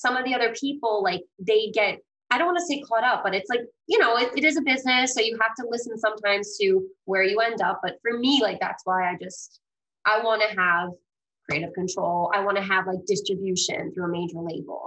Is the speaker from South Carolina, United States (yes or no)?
no; New York, United States; also born or lived in Greece; I'm originally from Greece, but I was adopted as a baby and I was raised Italian in New York